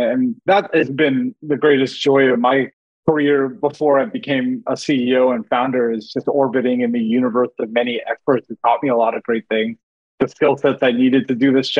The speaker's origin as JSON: {"language": "English", "country": "India", "moved": "yes", "said": "I mean, I'm Indian, I'm an immigrant. Like, we moved here in 1985."}